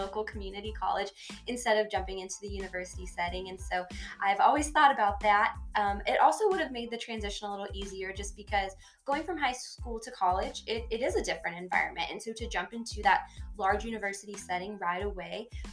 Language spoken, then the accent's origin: English; the Panhandle of Florida, United States; moved away as an adult; now in Clovis, United States; I'm originally from the Panhandle of Florida, born and raised.